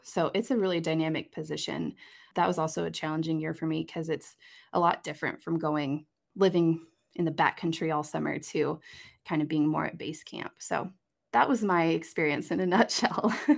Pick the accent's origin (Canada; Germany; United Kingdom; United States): United States; Lincoln, Nebraska; moved away as an adult; also born or lived in Des Moines, Iowa; I am coming to you from Lincoln, Nebraska, I actually just moved back home. This is my hometown